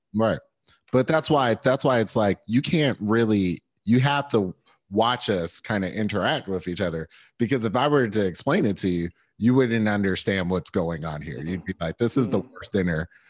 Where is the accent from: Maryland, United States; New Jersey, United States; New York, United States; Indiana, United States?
New Jersey, United States; I'm coming from Jersey